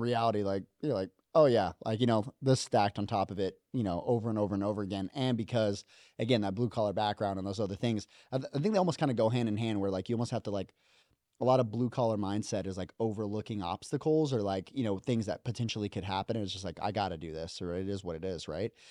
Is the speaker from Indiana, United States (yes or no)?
no; Las Vegas, Nevada, United States; moved away as an adult; I came from Vegas